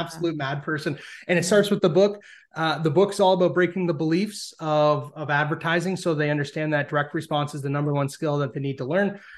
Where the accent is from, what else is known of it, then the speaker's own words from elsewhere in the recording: Canada; being Canadian